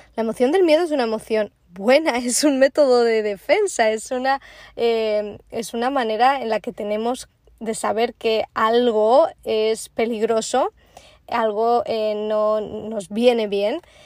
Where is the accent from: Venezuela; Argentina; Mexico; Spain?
Spain; also born or lived in Prague, Czech Republic / Bristol, England; now in Florida, United States; soy una es como buena española